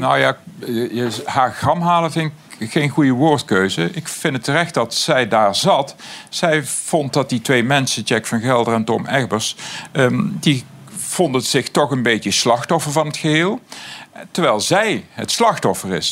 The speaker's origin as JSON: {"language": "Dutch", "town": "Aarle-Rixtel", "region": "North Brabant", "country": "Netherlands", "tie": "born or raised there", "said": "uit mijn geboortedorp Aler"}